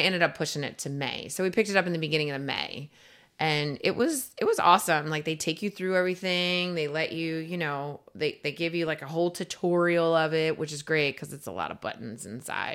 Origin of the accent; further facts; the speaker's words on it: East Coast, United States; now in Florida, United States; I am from the East Coast